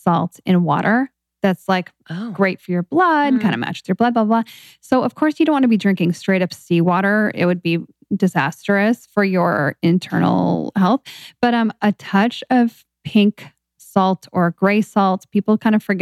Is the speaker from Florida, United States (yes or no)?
no; Seattle, Washington, United States; I grew up in Seattle as well